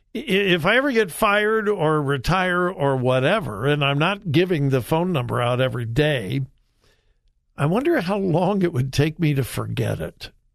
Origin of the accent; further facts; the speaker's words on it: Southern California, United States; I'm a child of the 60s. I'm from Southern California.